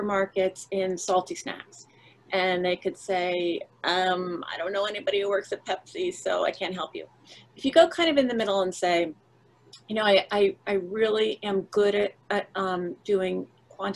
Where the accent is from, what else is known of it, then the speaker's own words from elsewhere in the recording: New Jersey, United States; I'm from New Jersey.